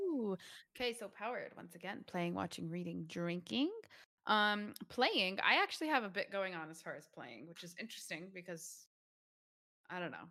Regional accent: United States; We're American

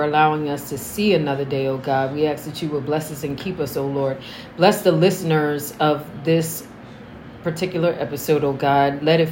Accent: Norristown, Pennsylvania, United States; also born or lived in Philadelphia, Pennsylvania; My mom felt the need to move me and my two siblings from Philly to where my uncle lived, which was Norristown, Pennsylvania

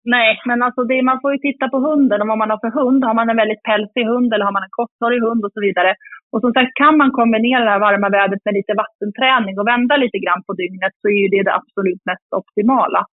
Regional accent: Sweden; now in Jämtland, Sweden; jag är uppvuxen i, i Uppland och Sörmland

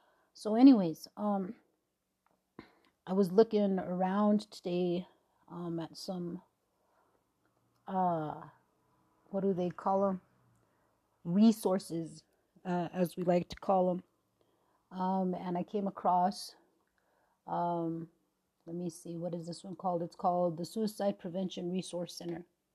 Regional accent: Leech Lake Reservation, Minnesota, United States; moved away; I am from the Leech Lake Reservation, Cha-Cha Bani. My band is Pillager

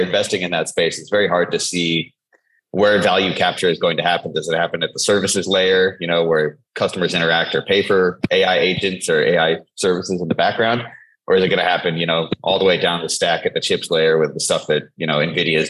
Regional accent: Silicon Valley, the Bay Area, California, United States; also born or lived in Singapore; I'm from Silicon Valley, the Bay Area.

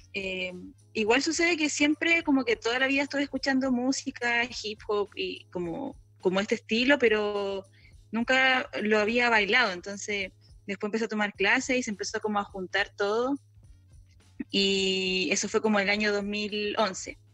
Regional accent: Santiago, Santiago Metropolitan Region, Chile; Yo soy de Santiago, pero estoy

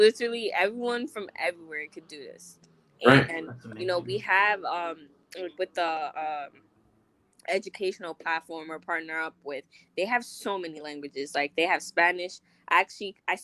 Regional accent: Guinea; moved away; also born or lived in Miami / New York; my country, like, I'm from Guinea

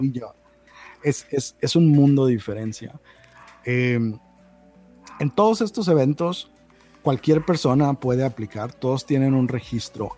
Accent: Baja California, Mexico; moved away; yo soy de Baja California

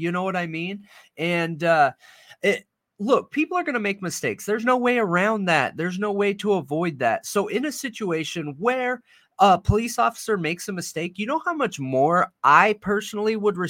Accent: California, United States; I'm from California, bro.

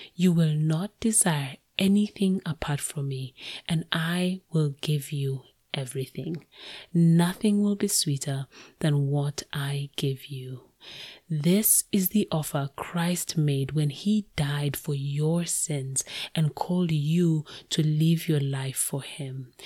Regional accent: Kenya; moved away as an adult; now in United States; I moved to the US from my home country, Kenya

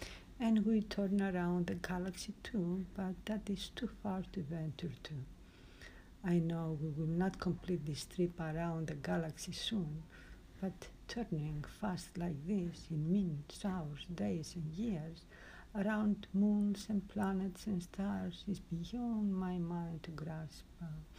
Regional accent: Greece; I am from Greece.

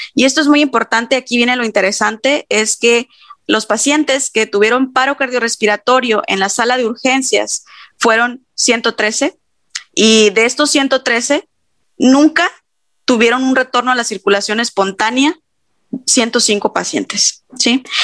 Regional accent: Mexico; como buenos mexicanos

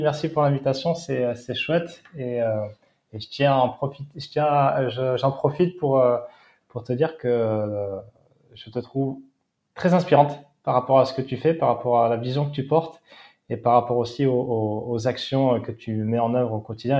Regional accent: Seignosse / Hossegor, Nouvelle-Aquitaine, France; also born or lived in Australia / Val d'Isère; j'ai grandi en face de l'océan

